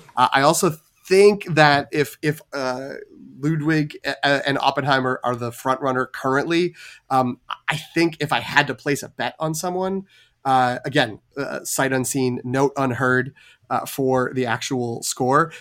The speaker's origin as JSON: {"language": "English", "region": "New England", "country": "United States", "said": "I am from New England"}